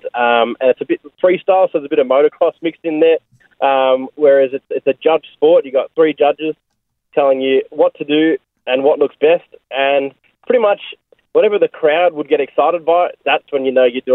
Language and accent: English; Australia; also born or lived in Melbourne, Victoria; I'm from Australia